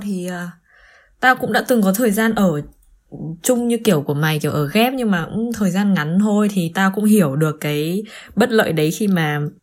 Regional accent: Vietnam; moved away as an adult; now in Germany; mình từ vừa từ Việt Nam quay trở lại Đức sau cái chuyến thăm nhà Tết

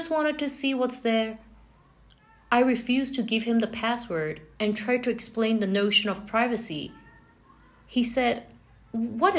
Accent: France; moved away; Growing up in France was a totally different experience.

